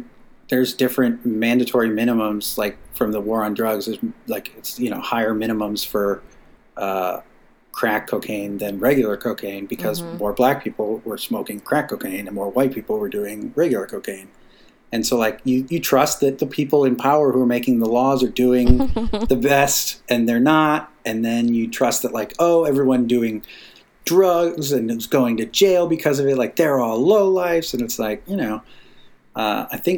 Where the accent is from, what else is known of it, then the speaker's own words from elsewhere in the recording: Massachusetts, United States; Growing up in a small town in Massachusetts, you know, I was taught the same thing about respecting authority